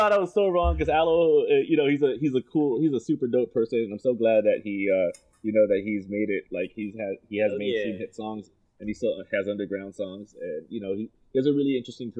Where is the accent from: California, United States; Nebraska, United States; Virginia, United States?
California, United States; Los Angeles; moved away as an adult; also born or lived in Philippines; now in Manila, Philippines; I'm originally from Los Angeles. And okay. I moved to the Philippines.